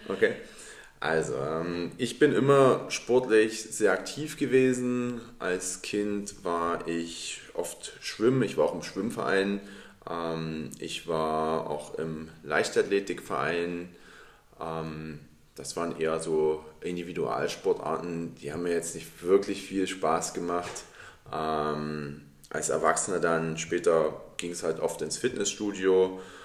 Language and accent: German; Dresden, Saxony, Germany; ich bin in Dresden geboren und in Dresden aufgewachsen